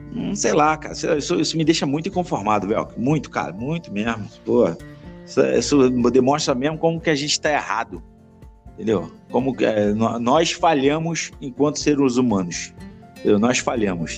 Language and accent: Portuguese; Petrópolis, Rio de Janeiro, Brazil; quando eu era moleque lá em Petrópolis